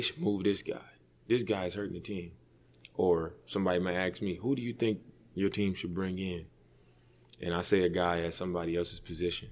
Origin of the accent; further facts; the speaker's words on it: Oakland, California, United States; also born or lived in Portland; I'm from East Oakland.